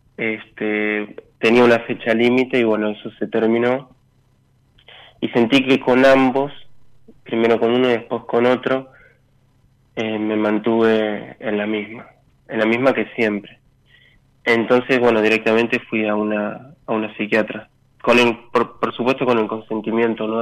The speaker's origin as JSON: {"language": "Spanish", "town": "Victoria", "region": "Buenos Aires Province", "country": "Argentina", "said": "Soy de Victoria, San Fernando."}